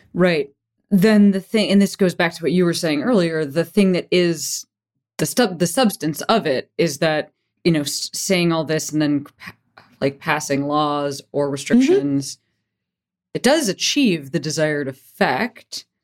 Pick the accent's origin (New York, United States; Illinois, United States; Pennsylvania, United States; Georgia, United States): Illinois, United States; Chicago; moved away as an adult; also born or lived in Boston; now in California, United States; I grew up in Chicago